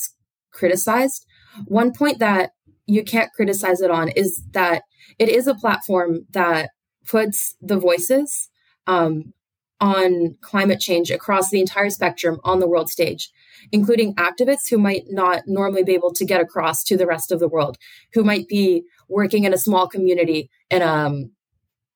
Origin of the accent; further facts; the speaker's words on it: United States; I grew up in the United States